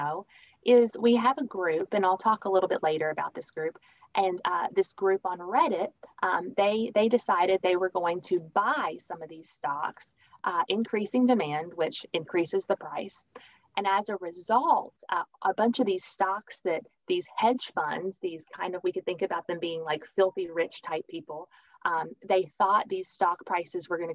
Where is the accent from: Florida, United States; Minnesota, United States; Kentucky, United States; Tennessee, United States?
Kentucky, United States; Richmond; moved away as an adult; also born or lived in Lexington, Kentucky / Grayson, Kentucky / Virginia / Texas; I lived in Grayson, Kentucky for a bit of my childhood, and then a lot of my childhood was in Richmond, Kentucky.